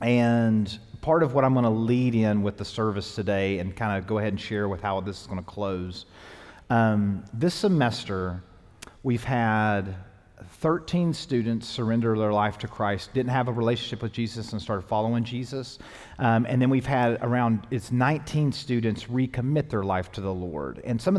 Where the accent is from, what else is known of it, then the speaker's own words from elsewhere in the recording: the South, United States; even though I was raised in the South, like there was churches around me.